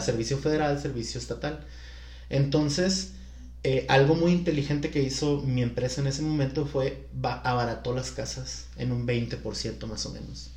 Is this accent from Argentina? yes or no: no; Culiacán, Sinaloa, Mexico; now in Guadalajara, Mexico; soy de Culiacán